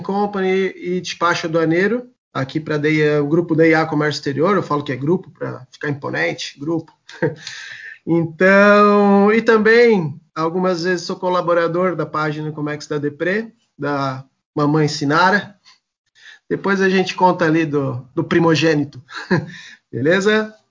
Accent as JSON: {"language": "Portuguese", "town": "Blumenau", "region": "Santa Catarina", "country": "Brazil", "said": "Eu sou, eu sou de Blumenau, Santa Catarina"}